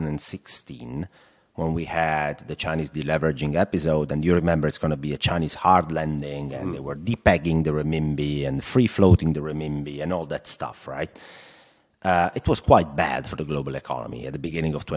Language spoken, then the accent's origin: English; Italy; accent: Italian; English is a second language; my Italian accent